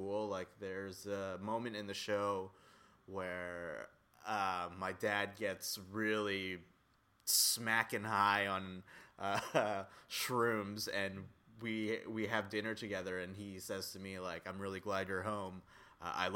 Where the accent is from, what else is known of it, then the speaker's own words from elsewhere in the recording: Coaldale, Alberta, Canada; moved away as an adult; now in Toronto, Canada; go back to Coaldale, Alberta, where I'm from